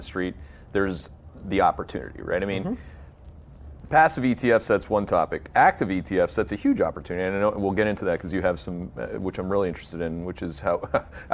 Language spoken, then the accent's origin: English; Canada; now in United States; I take great pride as a Canadian.